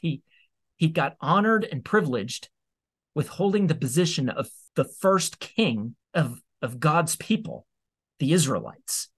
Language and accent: English; United States; you and I as American citizens